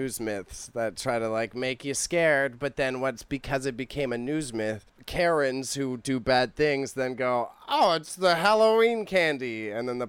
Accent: Toronto, Ontario, Canada; where I grew up in Scarborough is a very diverse area.

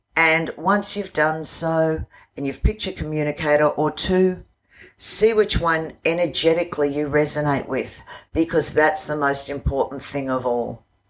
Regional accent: Australia; I'm an Aussie

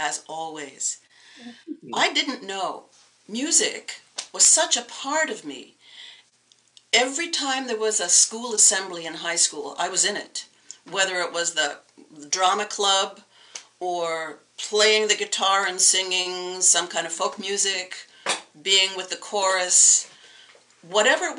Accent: New York City, New York, United States; I grew up in New York City in the borough of Queens.

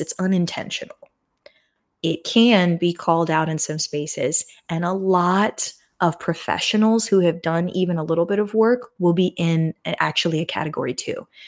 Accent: United States; as an American

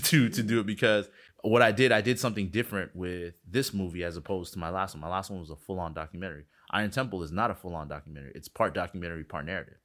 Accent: Miami, Florida, United States; I'm from Miami

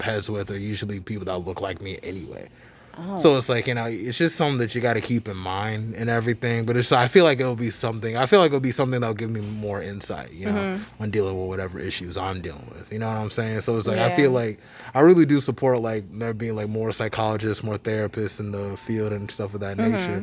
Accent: Charlotte, North Carolina, United States; That's the place I grew up

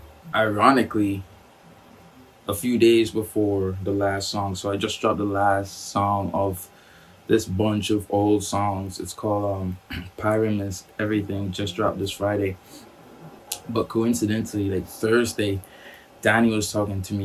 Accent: Trinidad & Tobago; We grew up together in Trinidad.

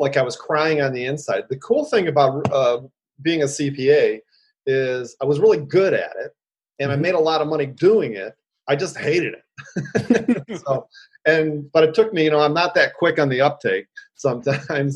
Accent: Detroit, Michigan, United States; now in San Francisco, United States; born and raised in Detroit, Midwestern boy

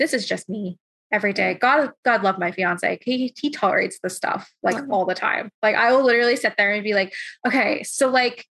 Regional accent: London, Ontario, Canada; moved away; you're also from my hometown

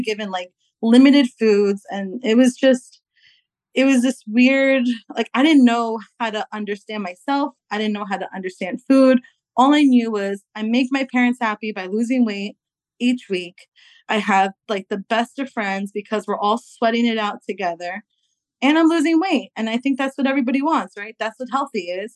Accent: New York, United States; I'm from New York

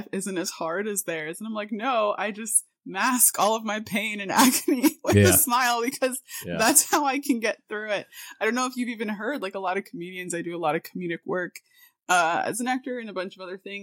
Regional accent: Miami, Florida, United States; I was born and raised in South Florida, Miami, Florida

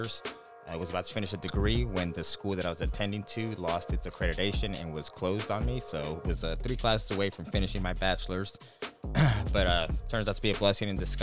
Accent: Las Vegas, Nevada, United States; I was born and raised here in Las Vegas, Nevada.

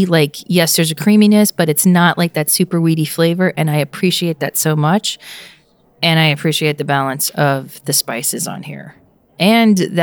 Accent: Pennsylvania, United States; born or raised there

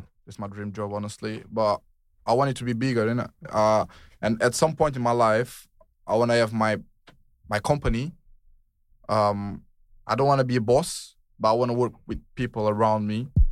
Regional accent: Portugal; moved away as an adult; now in United Kingdom; I'm from Portugal. In Portuguese, we say ….

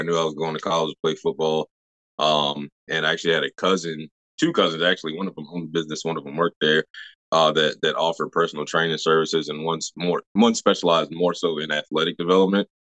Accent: Virginia, United States; I'm from Toledo, Virginia. Which is right outside of Williamsburg, Virginia

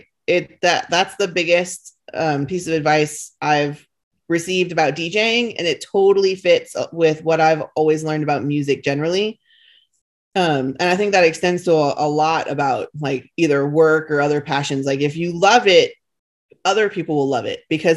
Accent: not far from New York, East Coast, United States; moved away; where I grew up on the East Coast, like was just, you know, not far from New York

